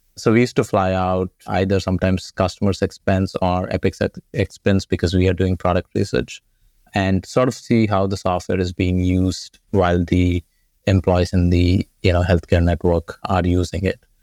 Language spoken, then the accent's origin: English; India; moved away as an adult; I grew up in India went to college there